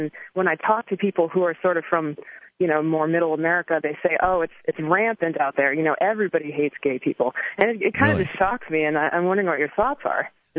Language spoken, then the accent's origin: English; Northeast, United States; I grew up in the Northeast, and I guess I was sort of relatively sheltered from this kind of bigotry as I was growing up.